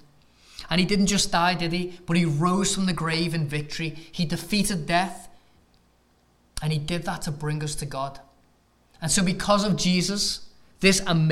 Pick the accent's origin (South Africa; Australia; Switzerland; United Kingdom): United Kingdom; England; moved away as an adult; now in United States; as an Englishman